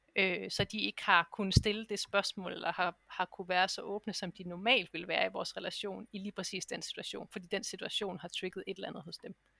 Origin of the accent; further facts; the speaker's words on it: Denmark; moved away as an adult; jeg har jo ligesom efterladt mit arbejdsliv hjemme i Danmark